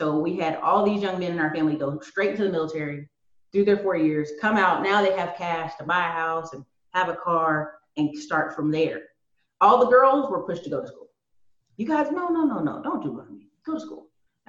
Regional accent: North Carolina, United States; also born or lived in Alaska / Tennessee / Maryland; So a lot of people know I'm from the Carolinas, but I was a military kid, so I lived in Alaska. Lived in Tennessee, lived in Maryland a bit, but mostly North Carolina.

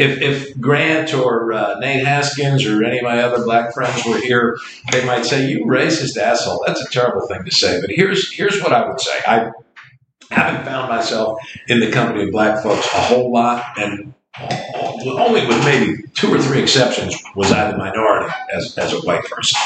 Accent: New Jersey, United States; moved away; we moved here from Jersey together

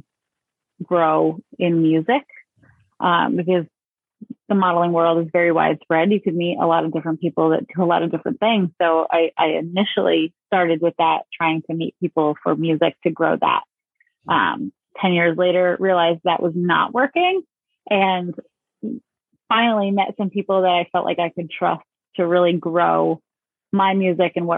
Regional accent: New York, United States; moved away as an adult; also born or lived in Connecticut; now in Maine, United States; I was born in Connecticut, but raised in New York, not city, state

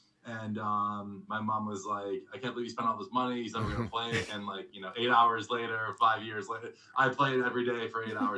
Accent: Newton, Massachusetts, United States; moved away as an adult; now in Milwaukee, United States; So I grew up in Newton.

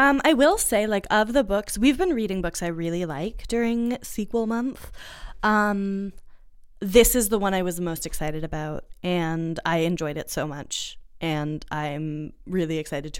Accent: United States; now in Halifax, Canada; So maybe the racism just feels homey to me, being that I'm from the United States.

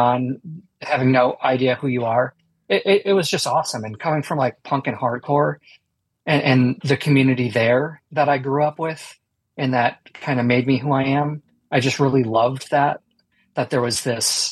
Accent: Milwaukee, Wisconsin, United States; I grew up in Milwaukee, Wisconsin

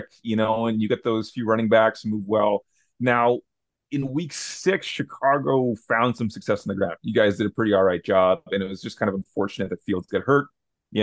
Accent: Canada; me being Canadian

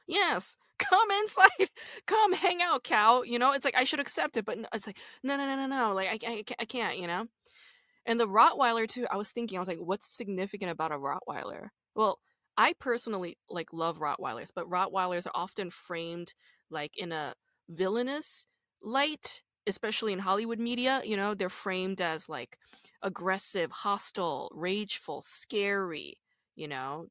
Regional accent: Busan, South Korea; I'm from Busan

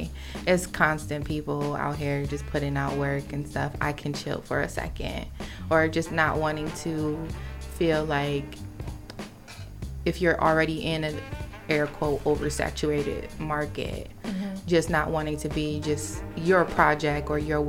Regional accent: Philadelphia, Pennsylvania, United States; now in New York, United States; my hometown, Philly

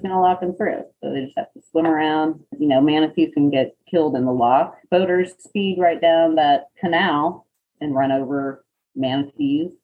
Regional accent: Gainesville, Florida, United States; I grew up in Florida, in North Florida, in Gainesville

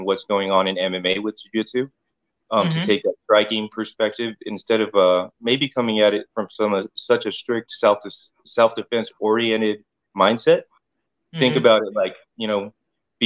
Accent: Riverside, California, United States; I'm from Riverside, born and raised

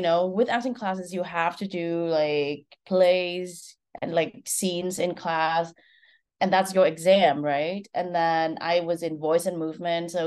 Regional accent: Vietnam; moved away as an adult; now in United States; I'm Vietnamese. I was born and raised in Vietnam

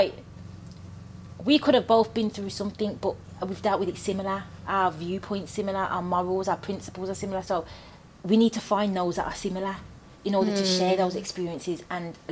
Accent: Birmingham, West Midlands, United Kingdom; I'm from Birmingham

